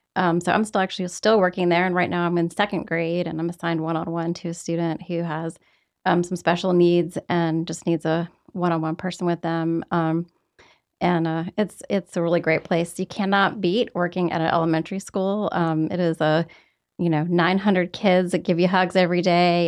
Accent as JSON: {"language": "English", "town": "Roanoke", "region": "Virginia", "country": "United States", "moved": "yes", "said": "I'm from Roanoke, Virginia"}